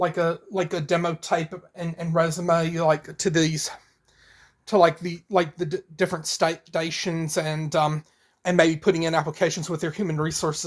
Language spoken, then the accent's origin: English; Georgia, United States; I grew up here in Georgia.